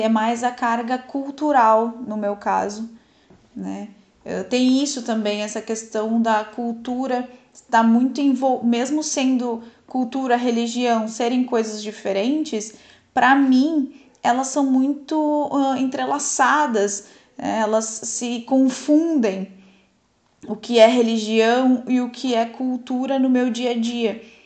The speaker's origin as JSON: {"language": "Portuguese", "country": "Brazil", "tie": "born or raised there", "said": "Nasci no Brasil, mas dentro de uma família muçulmana"}